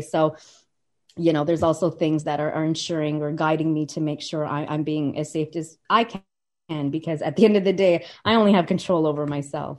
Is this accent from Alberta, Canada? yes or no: yes; Calgary, Alberta, Canada; moved away as an adult; also born or lived in Colorado; my hometown of Calgary is known for something called the Calgary Stampede.